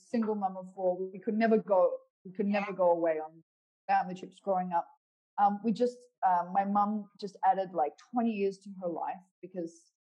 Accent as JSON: {"language": "English", "town": "Perth", "region": "Western Australia", "country": "Australia", "tie": "born or raised there", "said": "my hometown of Perth"}